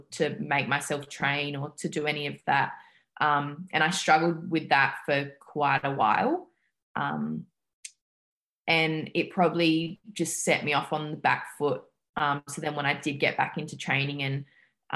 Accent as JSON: {"language": "English", "town": "Adelaide", "region": "South Australia", "country": "Australia", "moved": "as an adult", "lives_now": "Montreal, Canada", "said": "I'm from Adelaide in South Australia, so another state"}